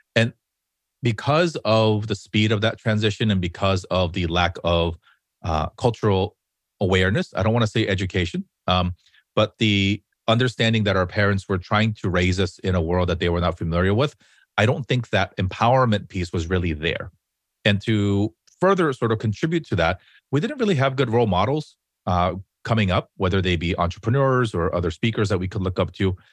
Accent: Los Angeles, California, United States

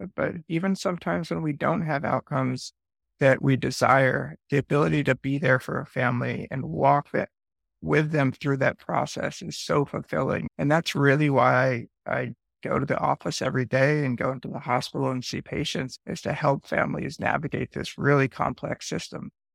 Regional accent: Westchester, New York, United States; moved away as an adult; now in New Orleans, United States; I grew up for the first 21 years of my life in Westchester, New York, which is a suburb of New York City

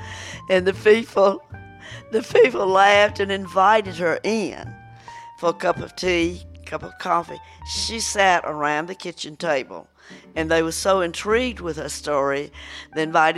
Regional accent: Southern US, United States; accent: southern; in my southern accent.

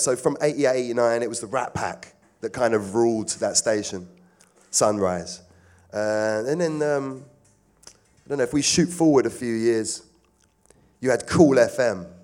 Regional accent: London, United Kingdom; I'm from South. Always been around Clapham, Brixton, Streatham, Stockwell, Balham

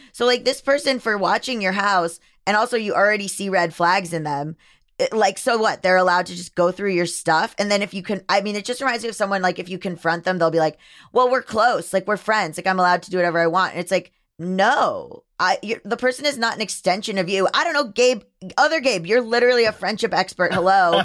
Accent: Florida, United States; I am from Florida, born and raised

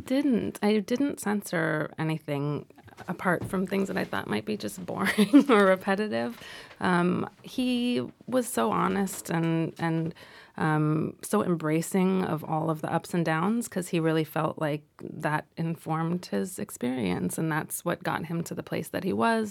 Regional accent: Los Angeles, California, United States; growing up in Los Angeles

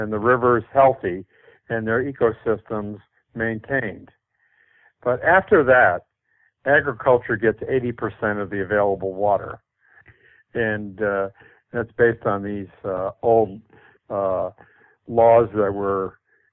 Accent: Indiana, United States; born or raised there; now in California, United States

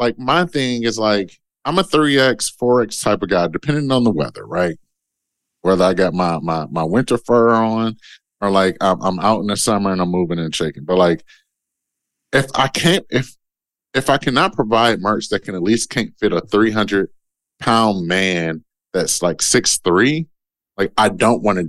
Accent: Detroit, Michigan, United States; I'm from Detroit. I'm a kid from Detroit

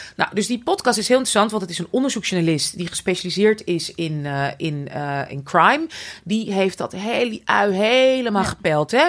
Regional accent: Amsterdam, North Holland, Netherlands; ik ben natuurlijk opgegroeid in Amsterdam.

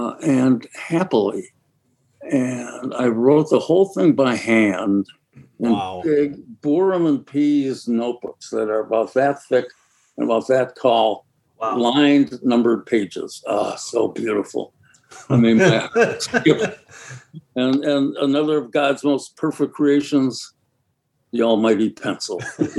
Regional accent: Milwaukee, Wisconsin, United States; because I'm from Milwaukee.

